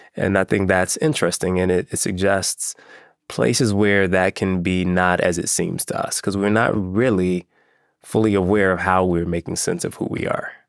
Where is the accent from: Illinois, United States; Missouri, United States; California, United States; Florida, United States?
Illinois, United States; Chicago; I grew up in Chicago